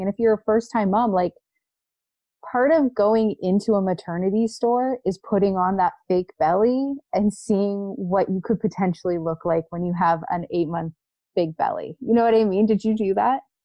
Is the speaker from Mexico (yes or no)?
no; Canada; as a Canadian pregnant woman